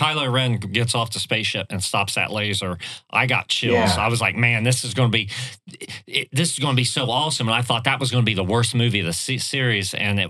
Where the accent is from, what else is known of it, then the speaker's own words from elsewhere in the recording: Southern Ohio, United States; I'm from Southern Ohio.